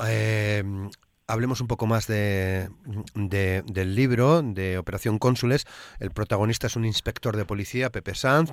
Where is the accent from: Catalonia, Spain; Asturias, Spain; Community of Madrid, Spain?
Asturias, Spain